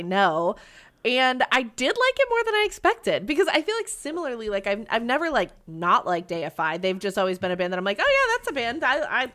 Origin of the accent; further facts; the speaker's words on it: Ireland; I'm Irish.